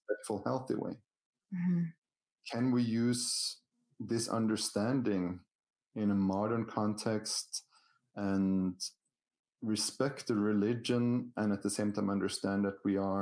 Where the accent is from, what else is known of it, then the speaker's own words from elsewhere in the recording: Norway; I grew up in Norway